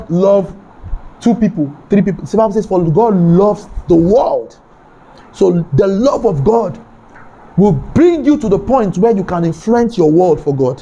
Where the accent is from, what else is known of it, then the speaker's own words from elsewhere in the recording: Kano, Kano State, Nigeria; I grew up in Kano, by the way. I was born there and I grew up there.